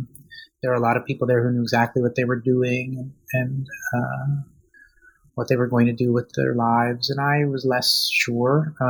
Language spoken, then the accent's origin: English; outside of Boston, Massachusetts, United States; also born or lived in Russia; I was born in Russia in what was then the Soviet Union. And my parents immigrated with me and my older sister in 1981 when I was six. And I grew up outside of Boston